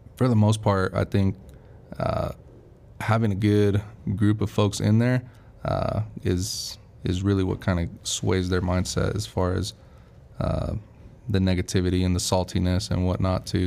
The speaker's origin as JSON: {"language": "English", "town": "Las Vegas", "region": "Nevada", "country": "United States", "tie": "born or raised there", "also_born_or_lived": "California", "moved": "as an adult", "said": "I was born in California and then I was kind of raised in Vegas, so I claim Vegas as my home"}